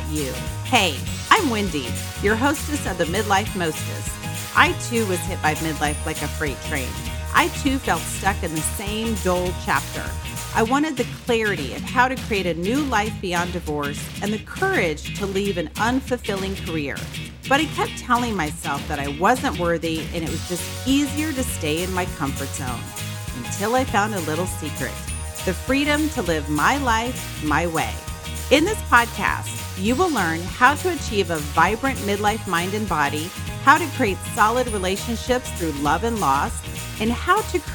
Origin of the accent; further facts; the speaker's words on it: Texas, United States; I'm a Texan